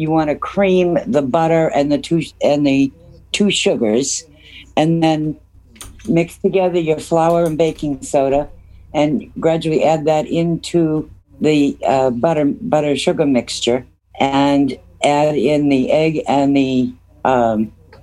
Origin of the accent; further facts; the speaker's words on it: Onset, Massachusetts, United States; I grew up on Cape Cod in the town where Ocean Spray Cranberries Company was born